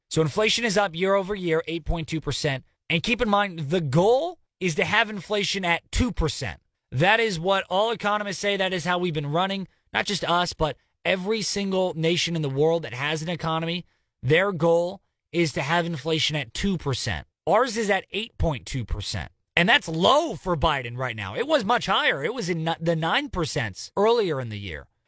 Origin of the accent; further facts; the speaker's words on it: California, United States; California. My home state